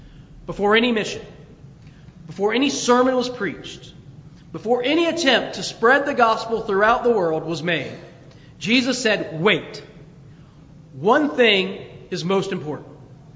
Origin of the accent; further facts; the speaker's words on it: near Dayton, Ohio, United States; moved away; in my hometown, near Dayton, Ohio